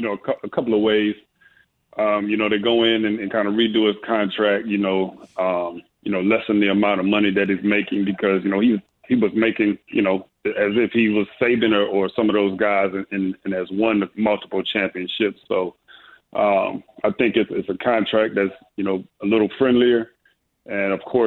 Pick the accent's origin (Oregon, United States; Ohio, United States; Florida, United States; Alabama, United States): Ohio, United States; Yes, I grew up in Ohio, and my older brother was a big time Michigan fan